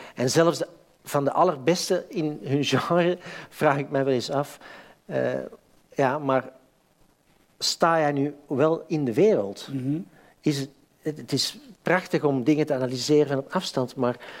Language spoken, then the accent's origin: Dutch; Antwerp, Flanders, Belgium; moved away as an adult; now in Amsterdam, Netherlands; ik ben van Antwerpen.